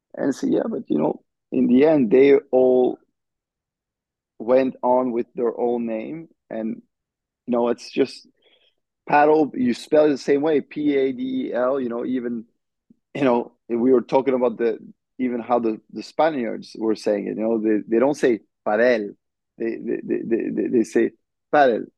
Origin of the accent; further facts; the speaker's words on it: France; now in United States; representing France, you know, hmm. representing mm. my home country